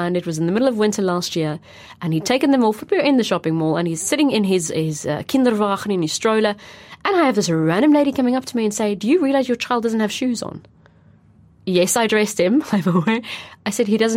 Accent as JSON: {"language": "English", "country": "South Africa", "moved": "as an adult", "lives_now": "Netherlands", "said": "being South African"}